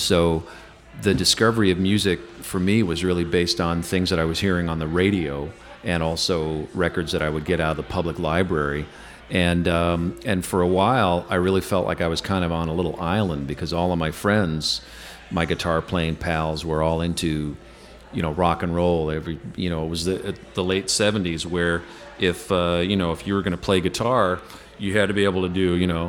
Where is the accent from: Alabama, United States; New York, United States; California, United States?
New York, United States; upstate; moved away as an adult; also born or lived in New Jersey; now in Chicago, United States; I'm originally from I was born in New Jersey, I guess, if you could admit that sort of thing. But I grew up in upstate New York, and that's where I started playing and really getting interested in music.